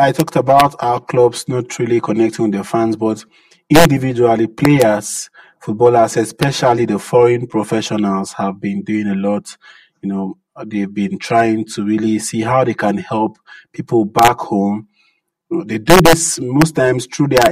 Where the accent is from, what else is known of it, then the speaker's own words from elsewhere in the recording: Nigeria; I'm from Nigeria